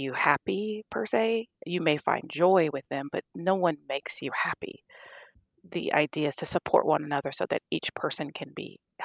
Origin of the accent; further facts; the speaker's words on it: Louisiana, United States; moved away as an adult; I'm from Louisiana